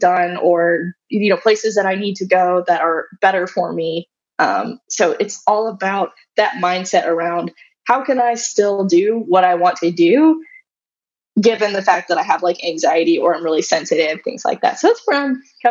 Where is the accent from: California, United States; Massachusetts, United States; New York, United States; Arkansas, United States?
Arkansas, United States; I grew up in Arkansas, so we drove down from Arkansas to New Orleans